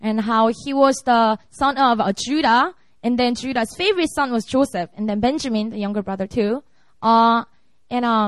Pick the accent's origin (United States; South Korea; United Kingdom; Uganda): South Korea; English is a second language; also born or lived in Seoul; preaching in my hometown